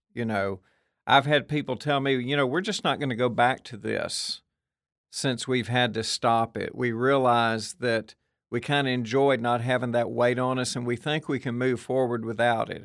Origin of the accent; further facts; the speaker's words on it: Murfreesboro, Tennessee, United States; I'm from Murfreesboro, we add a thousand kids to the school system every year